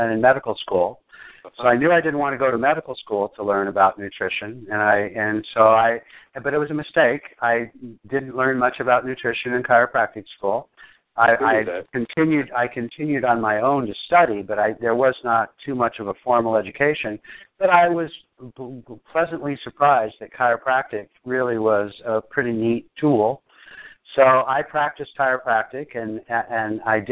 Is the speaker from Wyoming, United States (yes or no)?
yes; Wyoming, United States; moved away as an adult; also born or lived in Oregon; I grew up in Wyoming